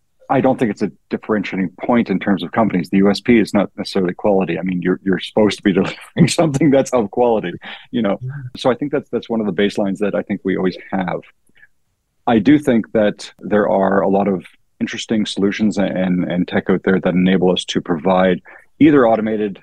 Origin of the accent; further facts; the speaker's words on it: Canada; being Canadian